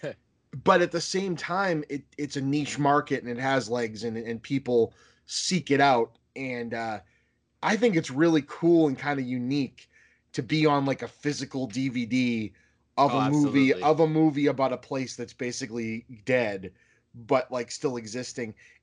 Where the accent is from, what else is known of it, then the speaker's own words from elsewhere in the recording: Boston, Massachusetts, United States; I'm from Boston